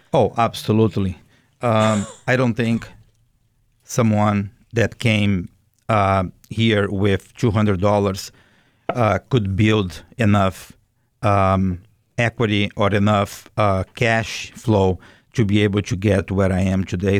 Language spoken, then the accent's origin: English; Brazil; English is a second language; moved away as an adult; also born or lived in Boston; now in United States; I am originally from Brazil